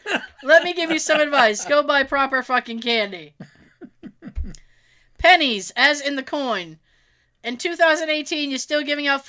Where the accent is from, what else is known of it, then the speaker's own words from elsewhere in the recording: Australia; I grew up in Australia. We don't really do Halloween.